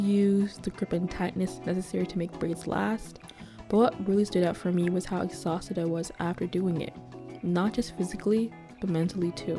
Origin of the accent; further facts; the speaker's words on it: Kitchener, Ontario, Canada; I grew up in Kitchener, Ontario